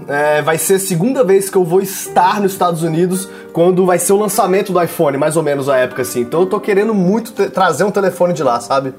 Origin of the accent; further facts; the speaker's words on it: Brasília, Federal District, Brazil; moved away as an adult; now in São Paulo, Brazil; eu sou de Brasília, mas eu moro aqui em São Paulo há quase 10 anos já